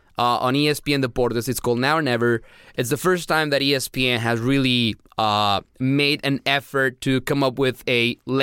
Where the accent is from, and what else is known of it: San Luis Potosí, Mexico; born or raised there